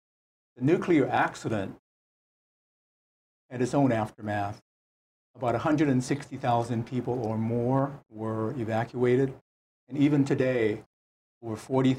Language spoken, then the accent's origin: English; Honolulu, Hawaii, United States; moved away as an adult; also born or lived in Los Angeles, California / Washington, D.C. / Japan; now in Fukushima, Japan; I was born in Honolulu and raised in Hawaii and Los Angeles.